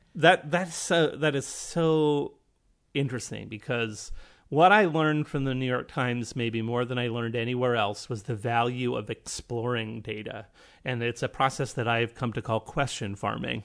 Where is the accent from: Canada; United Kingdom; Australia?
Canada; I'm Canadian